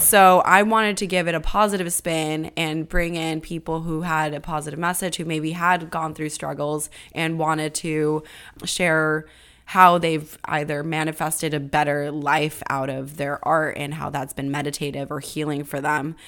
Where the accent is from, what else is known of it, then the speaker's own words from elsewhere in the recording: California, United States; I'm from California